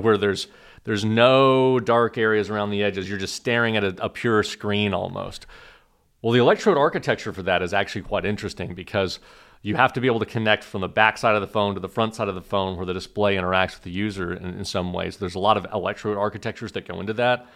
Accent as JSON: {"language": "English", "region": "Oklahoma", "country": "United States", "tie": "born or raised there", "also_born_or_lived": "Killeen, Texas / Urbana-Champaign, Illinois / Cambridge, Massachusetts", "moved": "as an adult", "lives_now": "Austin, United States", "said": "I was born in Killeen, so I'm a native Texan. I was raised in Oklahoma"}